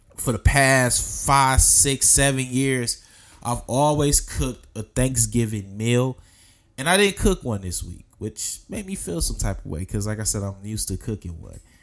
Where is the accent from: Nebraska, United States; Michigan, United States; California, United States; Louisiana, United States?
Michigan, United States; Detroit; I'm from Detroit